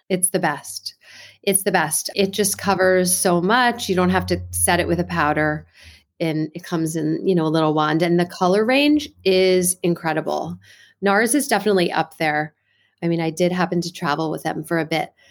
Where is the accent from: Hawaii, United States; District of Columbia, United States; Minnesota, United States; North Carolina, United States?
District of Columbia, United States; Washington; also born or lived in New York; I'm originally from the Washington, D C area